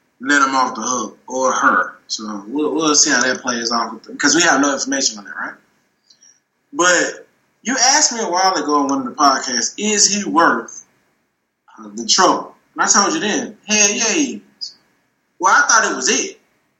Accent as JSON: {"language": "English", "region": "the South", "country": "United States", "said": "And I'm from the South. We from the South"}